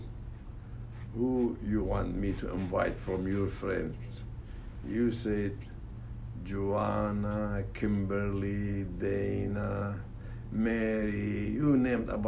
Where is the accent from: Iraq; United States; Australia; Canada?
Iraq; moved away; I was born in Mesopotamia